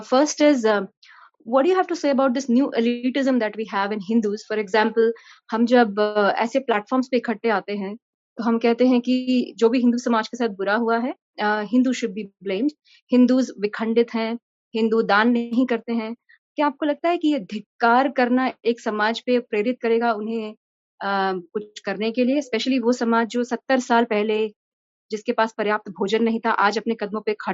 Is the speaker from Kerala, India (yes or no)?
no; Uttarakhand, India; मैं उत्तराखंड से हूँ और उत्तराखंड में आज शायद कन्वर्जन उतना एपिडेमिक नहीं है